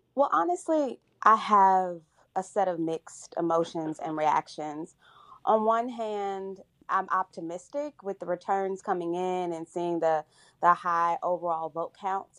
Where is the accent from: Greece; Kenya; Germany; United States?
United States; Chicago, Illinois; my hometown and my home of Chicago